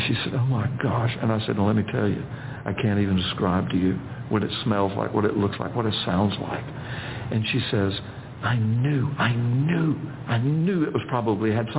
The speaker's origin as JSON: {"language": "English", "region": "Florida", "country": "United States", "said": "I'm from Florida"}